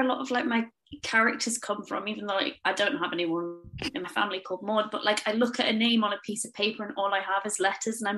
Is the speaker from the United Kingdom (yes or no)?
yes; Cumbria, North West England, United Kingdom; I grew up in Cumbria, but my family are all from Yorkshire